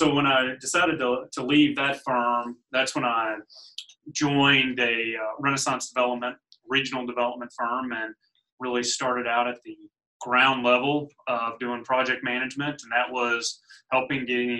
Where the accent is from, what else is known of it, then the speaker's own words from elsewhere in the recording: Louisville, Kentucky, United States; I was born and raised in Louisville, so Louisvillian from the start